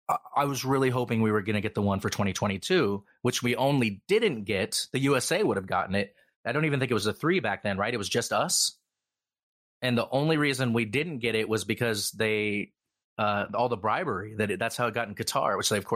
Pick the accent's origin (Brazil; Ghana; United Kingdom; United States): United Kingdom; but I'm British, so I have no choice but to watch and root for my team.